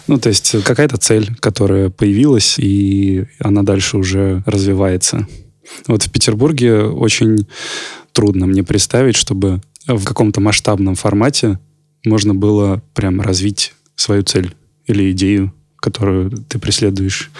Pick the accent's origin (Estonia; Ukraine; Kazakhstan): Kazakhstan; Almaty; also born or lived in Volgograd, Russia; now in Saint Petersburg, Russia; Вот я из Алматы родом